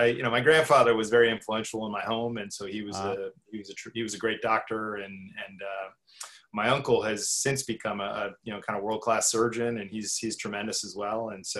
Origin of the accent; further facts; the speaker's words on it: Canada; born there; I'm what I call a NAFTA child or a North American child. I was born in Canada, spent 2 years there.